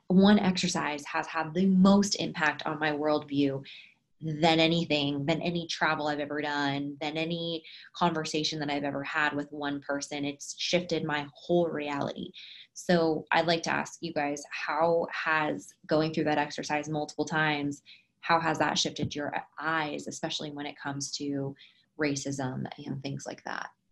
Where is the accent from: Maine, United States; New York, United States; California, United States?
California, United States; San Francisco; I was born in San Francisco, California